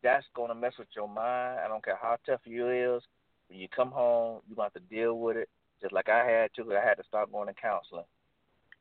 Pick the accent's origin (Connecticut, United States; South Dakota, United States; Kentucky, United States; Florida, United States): Florida, United States; I'm from Florida, so I didn't know nothing about no snow or anything